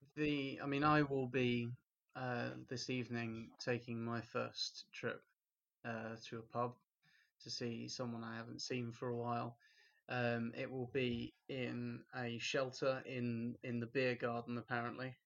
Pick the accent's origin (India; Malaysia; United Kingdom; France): United Kingdom; Stevenage, East of England; in my hometown in Stevenage